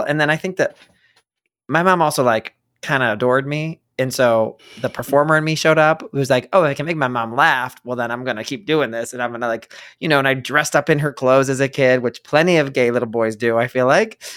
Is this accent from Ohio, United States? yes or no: yes; Ohio, United States; moved away; also born or lived in New York; I grew up in Ohio